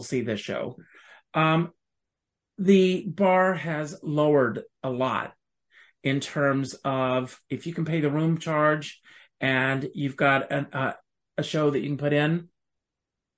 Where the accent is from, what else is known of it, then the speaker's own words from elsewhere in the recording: South Carolina, United States; moved away as an adult; now in New York City, United States; I grew up on a tobacco farm in South Carolina